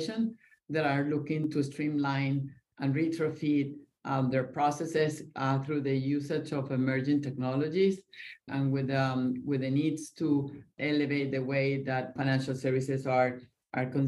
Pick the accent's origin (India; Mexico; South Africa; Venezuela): Venezuela; now in Miami, United States; I grew up in Venezuela